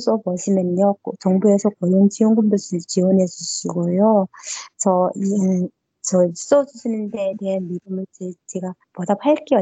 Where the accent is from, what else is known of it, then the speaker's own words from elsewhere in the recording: North Korea; accent: North Korean dialect; also born or lived in China / South Korea; now in United States; 제가 북한 사투리가 나왔나 봐요